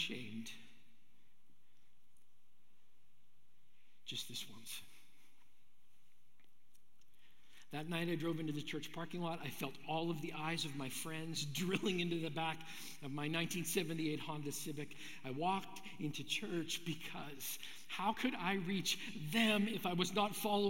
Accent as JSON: {"language": "English", "town": "Brandon", "region": "Manitoba", "country": "Canada", "tie": "born or raised there", "said": "I grew up in Brandon, Manitoba"}